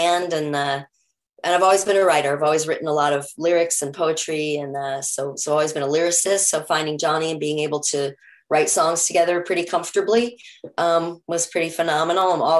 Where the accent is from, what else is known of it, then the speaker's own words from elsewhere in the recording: New York City, New York, United States; also born or lived in Topanga Canyon / Joshua Tree; now in Topanga Canyon and Joshua Tree, United States; I'm originally from New York City.